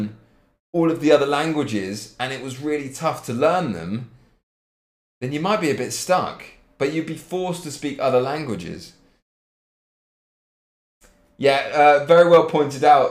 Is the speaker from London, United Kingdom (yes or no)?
no; Cambridge, East of England, United Kingdom; moved away as an adult; now in Leipzig, Germany; I'm living in Leipzig. But I come from Cambridge.